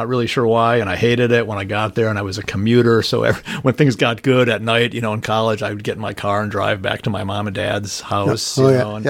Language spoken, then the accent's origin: English; Milwaukee, Wisconsin, United States; I was born in Milwaukee's sort of birth factory, St. Joe's Hospital. Mm-hmm. Grew up in my first 6 years near 34th and North Avenue. Then when I was six, we moved out near Capitol Court.